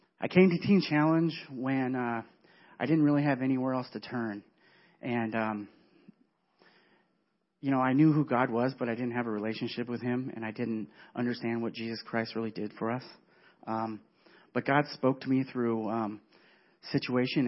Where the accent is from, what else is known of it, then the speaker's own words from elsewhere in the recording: California, United States; moved away as an adult; now in Wisconsin, United States; I was born and raised in California.